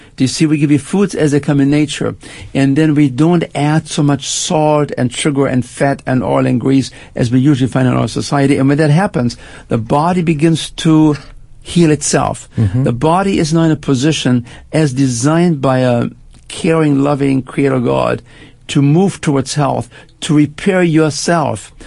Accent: Germany; moved away as an adult; also born or lived in Canada; now in United States; I spent my first 20 years in Germany. I grew up after World War II, made my way to Canada, and then actually uh, moved to the United States

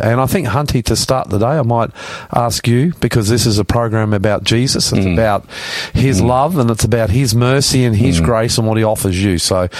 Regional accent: Australia; I'm the Aussie pastor coming to you from our studios in northwest Sydney

